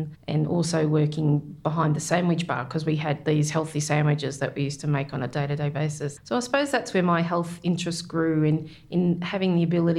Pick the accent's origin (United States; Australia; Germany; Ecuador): Australia; Victoria; also born or lived in Corryong / Birregurra / Geelong; I was born in Corryong in Victoria, which is at the bottom of the Snowy Mountains there